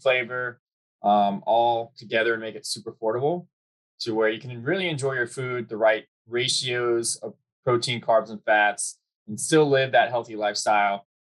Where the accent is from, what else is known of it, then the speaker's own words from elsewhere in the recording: Charleston, South Carolina, United States; moved away as an adult; now in Virginia Beach, United States; I'm from Charleston, South Carolina